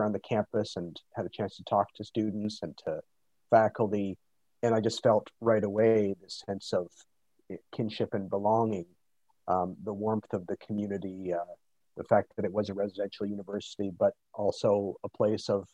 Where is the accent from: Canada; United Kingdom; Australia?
Canada; Toronto, Ontario; also born or lived in Latin America; I grew up in Toronto